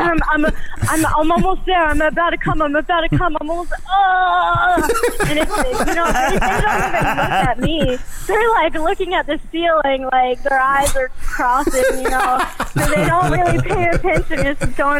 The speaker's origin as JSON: {"language": "English", "region": "East Coast", "country": "United States", "tie": "born or raised there", "moved": "yes", "said": "I grew up on the East Coast"}